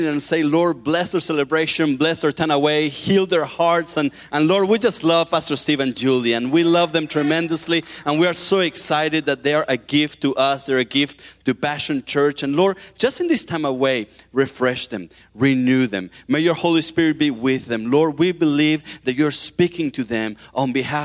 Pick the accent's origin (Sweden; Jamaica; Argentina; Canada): Argentina; accent: southern accent; moved away; that's where I'm from Argentina